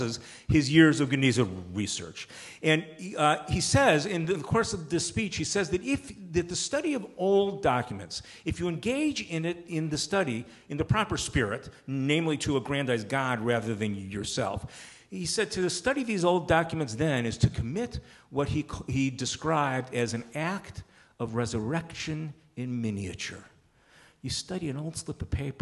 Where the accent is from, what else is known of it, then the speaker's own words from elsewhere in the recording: outside of Chicago, Illinois, United States; where I grew up outside of Chicago